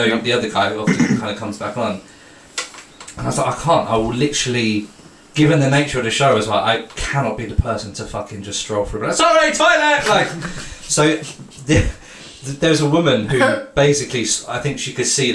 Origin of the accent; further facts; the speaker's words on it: London, United Kingdom; I've always been South West.